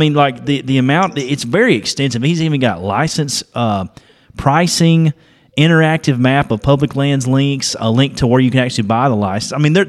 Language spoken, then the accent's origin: English; Georgia, United States; born or raised there